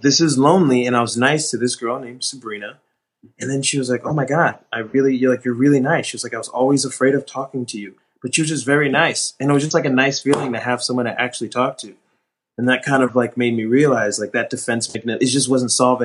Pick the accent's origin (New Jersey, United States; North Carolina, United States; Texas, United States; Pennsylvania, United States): New Jersey, United States; Newark; also born or lived in New York; I grew up in New Jersey. I was born in Newark, New Jersey